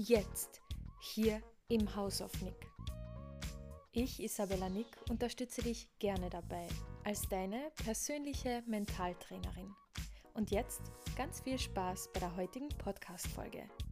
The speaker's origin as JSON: {"language": "German", "town": "Villach", "region": "Carinthia", "country": "Austria", "moved": "yes", "said": "daher kommen wir beide ja, also wir sind ja ursprünglich aus Villach"}